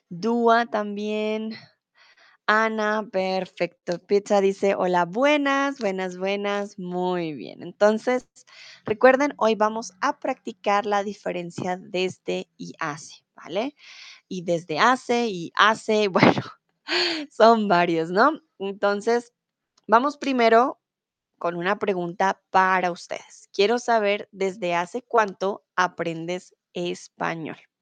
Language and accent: Spanish; Bogotá, Colombia; now in Germany; soy de Colombia, de Bogotá, eh, comúnmente vivo en Alemania, ahora estoy aquí en Bogotá